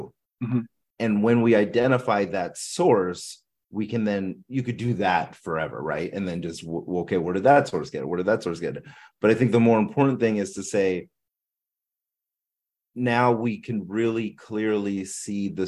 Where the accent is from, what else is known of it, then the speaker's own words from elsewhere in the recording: Philippines; I'm Filipino.